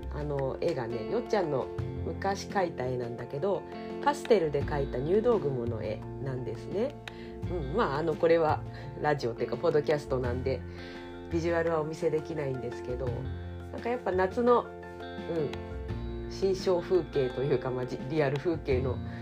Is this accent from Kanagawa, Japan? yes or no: yes; Kanagawa, Japan; now in Ibaraki, Japan; 私神奈川出身